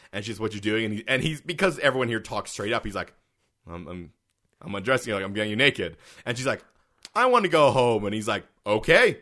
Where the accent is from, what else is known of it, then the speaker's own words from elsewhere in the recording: Canada; we're also Canadian